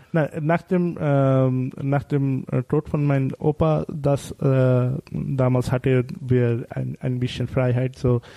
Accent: Bangladesh; first language Bengali; German is a second language; moved away; unsere Sprache ist Bangla.

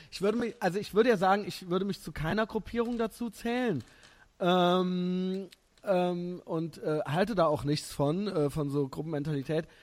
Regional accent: Germany; ich bin halt Deutscher

